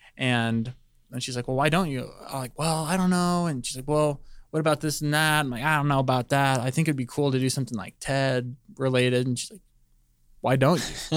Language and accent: English; Palmdale, California, United States; moved away as an adult; also born or lived in Northridge, California; I'm from Palmdale, California. Uh, it's L A County.